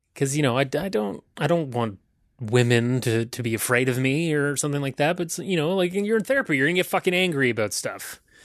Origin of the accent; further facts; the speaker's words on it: County Cork, Ireland; now in Toronto, Canada; I wear red because that's the, that's the color of my county in Ireland, County Cork